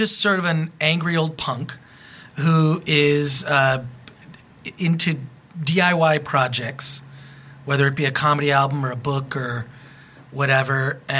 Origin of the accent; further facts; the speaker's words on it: Michigan, United States; now in California, United States; I'm from Michigan as well. I actually went to Wayne State University for 2 years